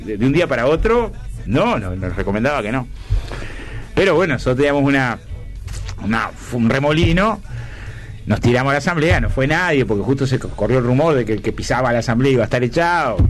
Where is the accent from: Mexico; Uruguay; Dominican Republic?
Uruguay; Villa Felicidad, Canelones; also born or lived in La Teja, Montevideo; Yo nací en, el Hospital de Canelones. Soy de Villa Felicidad, pero nací en el Hospital de Canelones.